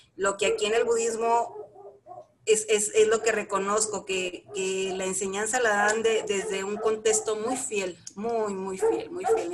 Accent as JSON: {"language": "Spanish", "region": "Chihuahua", "country": "Mexico", "also_born_or_lived": "Saltillo / Torreón / Monterrey", "moved": "as an adult", "lives_now": "Valle de Bravo, Mexico", "said": "yo soy de la ciudad de Chihuahua, Chihuahua, Chihuahua, de ahí al norte, bella mi tierra"}